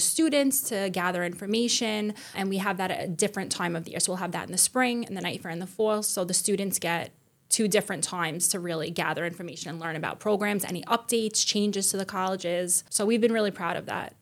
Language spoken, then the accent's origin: English; New York City, New York, United States; I was born and raised in Staten Island also